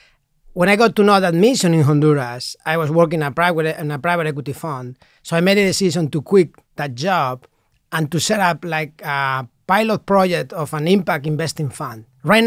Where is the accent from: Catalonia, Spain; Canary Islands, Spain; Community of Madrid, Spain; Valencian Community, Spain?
Community of Madrid, Spain; Madrid; I'm from Madrid. I'm from Madrid, and I did a law degree